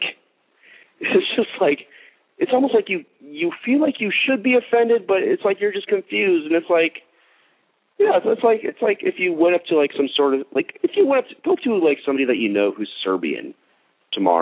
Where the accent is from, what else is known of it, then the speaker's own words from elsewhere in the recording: Texas, United States; also born or lived in Plano, Texas; I just grew up in the suburbs of Texas